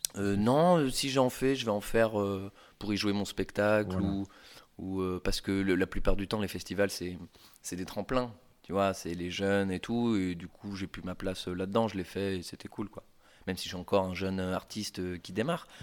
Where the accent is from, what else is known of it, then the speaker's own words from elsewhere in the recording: Poitiers, Nouvelle-Aquitaine, France; moved away as an adult; now in Paris, France; je viens de Poitiers, un petit pro, provincial qui arrive comme ça